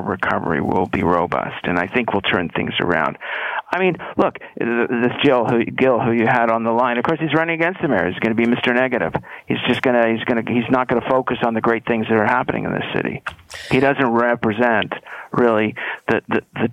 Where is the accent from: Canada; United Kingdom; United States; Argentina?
Canada; Toronto, Ontario; I was born and raised in Toronto